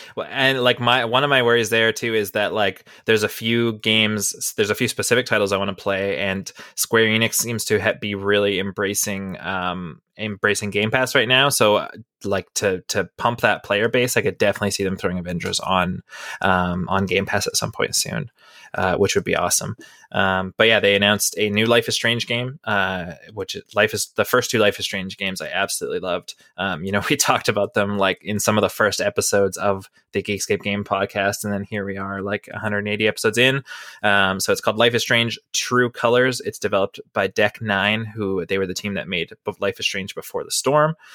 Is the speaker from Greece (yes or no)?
no; Canada; I'm from Canada still